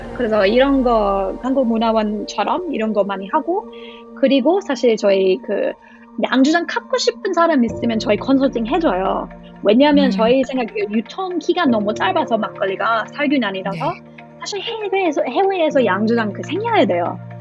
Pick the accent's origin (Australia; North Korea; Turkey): Australia; Korean is a second language; now in South Korea; 저희 호주 사람이니까